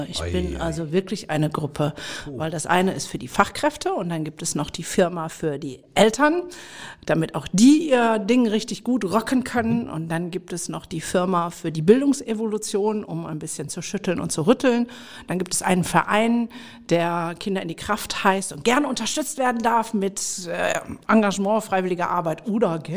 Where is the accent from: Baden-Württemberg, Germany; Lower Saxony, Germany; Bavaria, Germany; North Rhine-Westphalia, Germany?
North Rhine-Westphalia, Germany; Mülheim an der Ruhr; wir kommen beide aus dem Pott, weil ja. Genau. wir sind ja hier in Mülheim, in meiner Heimatstadt. Ja. Hier bin ich groß geworden